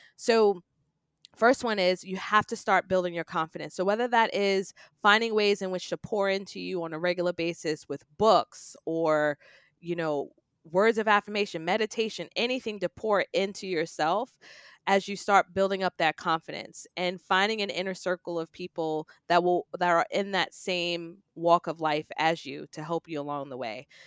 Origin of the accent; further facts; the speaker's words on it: New York City, New York, United States; I grew up in New York City, in Queens